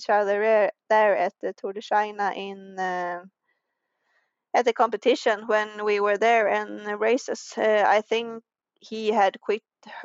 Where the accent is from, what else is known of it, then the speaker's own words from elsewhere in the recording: Falun, Dalarna County, Sweden; English is a second language; now in Åre, Sweden; I was born and raised in Falun